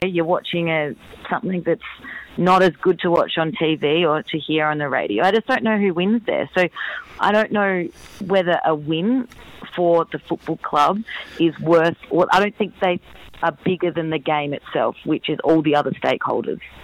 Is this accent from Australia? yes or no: yes; Adelaide, South Australia, Australia; moved away; also born or lived in Perth; I'm from Adelaide, lived in Perth